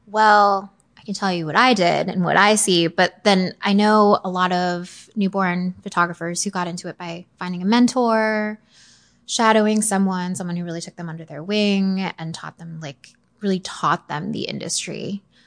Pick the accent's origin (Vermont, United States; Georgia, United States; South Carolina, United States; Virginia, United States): Virginia, United States; Arlington; I grew up in Northern Virginia. I was born in Arlington, haven't gone far